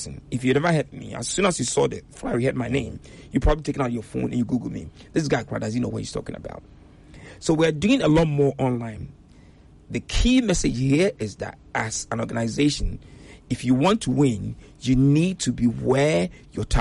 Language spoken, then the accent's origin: English; Ghana; moved away; I'm a Ghanaian, but when I used to visit before I resettled